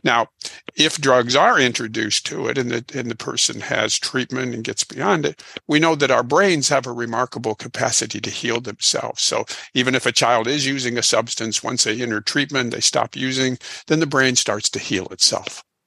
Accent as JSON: {"language": "English", "region": "Illinois", "country": "United States", "moved": "yes", "lives_now": "Houston, United States", "said": "I'm originally from Illinois"}